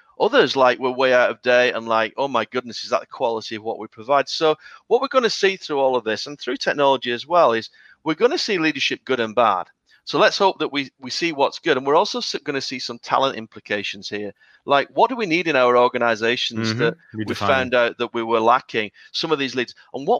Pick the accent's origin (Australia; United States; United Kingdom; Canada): United Kingdom; I'm British